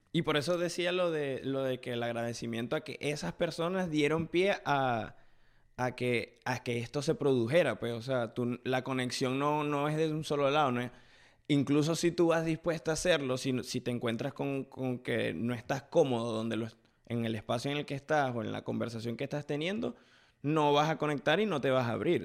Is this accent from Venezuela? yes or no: yes; Venezuela; now in United States; por primera vez desde que estoy en Estados Unidos, pude hablar con alguien de la ciudad de donde yo vengo